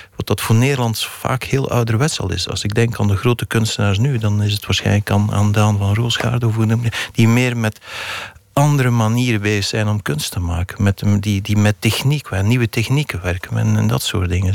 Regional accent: the Belgian coast, Flanders, Belgium; die kust waar ik opgegroeid ben

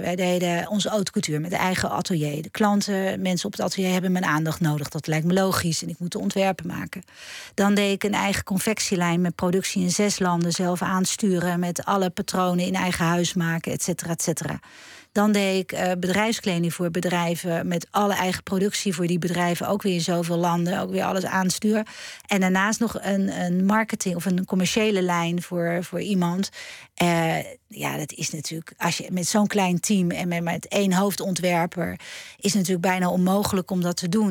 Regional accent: Schiedam, South Holland, Netherlands; kom ik uit Schiedam

